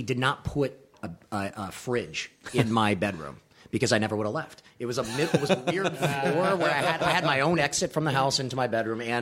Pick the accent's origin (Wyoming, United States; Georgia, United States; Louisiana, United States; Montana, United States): Louisiana, United States; Baton Rouge; my parents were in bands when I was growing up in Louisiana